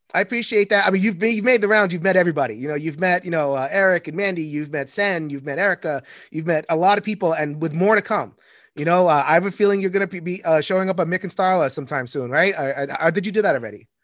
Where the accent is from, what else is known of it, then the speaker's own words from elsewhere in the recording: United States; I'm American. All I know is America.